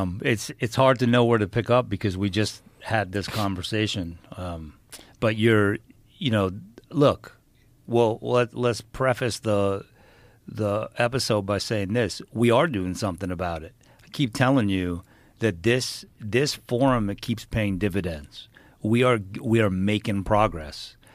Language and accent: English; New York, United States; we're from New York